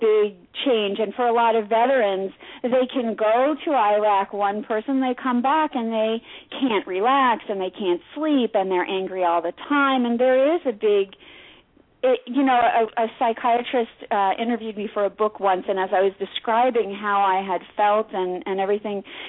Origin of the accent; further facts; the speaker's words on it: New York City, New York, United States; Which is my hometown